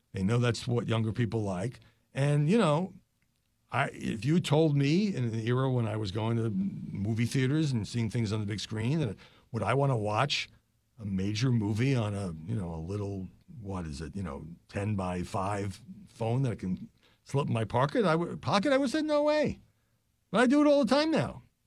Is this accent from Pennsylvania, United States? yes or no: no; New York, United States; When I grew up in New York